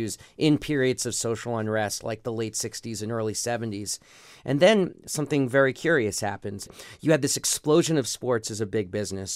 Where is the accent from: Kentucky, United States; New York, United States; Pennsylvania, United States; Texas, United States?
New York, United States; New York City; growing up in New York City